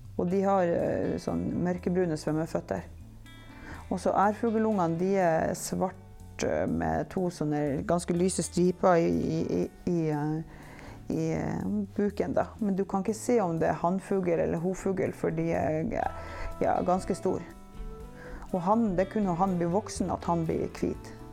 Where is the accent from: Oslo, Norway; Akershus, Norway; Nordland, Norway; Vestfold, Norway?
Nordland, Norway; Givær; Og så er jeg født og oppvokst her på Givær, men jeg bodde borte i ti år fra jeg var 16 år til jeg var 26 år.